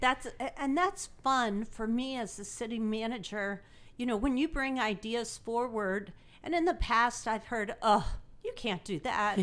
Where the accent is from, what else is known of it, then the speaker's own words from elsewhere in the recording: Imperial, Missouri, United States; now in Greenville, United States; I grew up in Imperial, Missouri